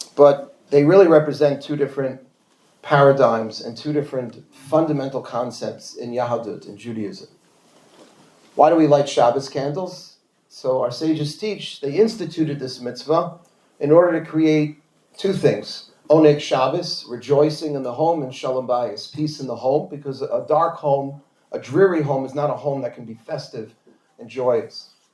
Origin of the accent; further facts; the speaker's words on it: New York City, New York, United States; I grew up, we grew up in Forest Hills, Queens